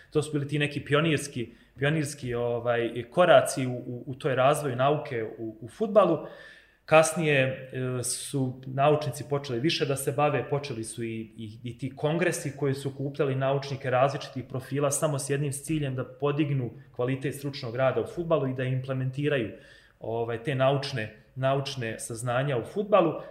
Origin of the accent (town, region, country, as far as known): Bosnia & Herzegovina